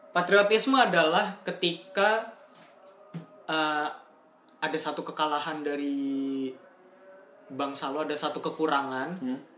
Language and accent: Indonesian; Indonesia; gue orang Indo pokoknya